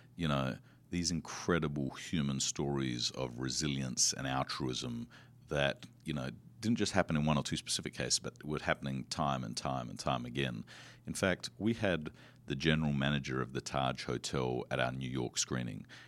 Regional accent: Australia; I come from Australia.

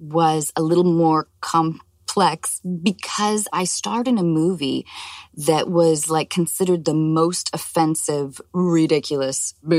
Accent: Washington, United States; moved away; also born or lived in Los Angeles; growing up in Washington State and moving to Los Angeles

